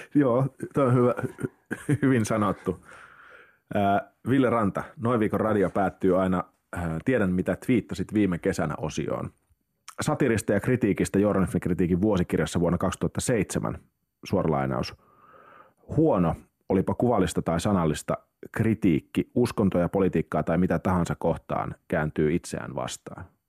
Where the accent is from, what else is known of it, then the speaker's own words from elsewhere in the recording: Lappeenranta, South Karelia, Finland; mä oon siis Lappeenrannasta kotoisin